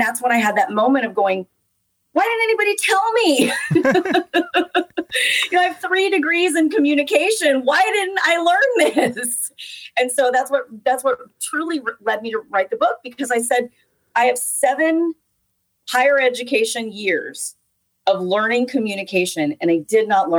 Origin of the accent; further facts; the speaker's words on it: the South, United States; I'm from the South.